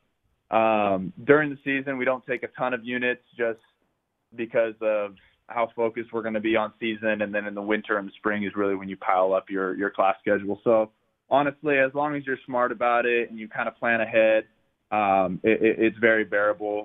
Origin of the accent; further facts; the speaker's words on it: Southern California, United States; growing up in Southern California